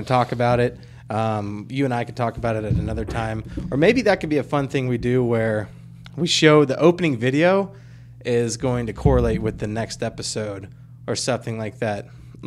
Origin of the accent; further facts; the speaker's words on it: the South, United States; we're from the South